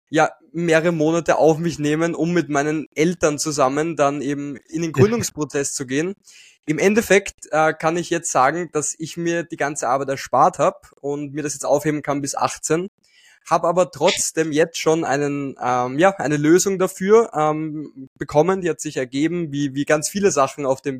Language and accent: German; Austria; also ich bin aus Österreich